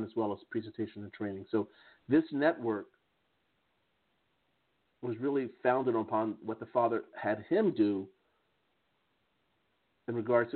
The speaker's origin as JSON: {"language": "English", "country": "United States", "accent": "American English", "moved": "yes", "lives_now": "Strasbourg, France", "said": "my American English accent"}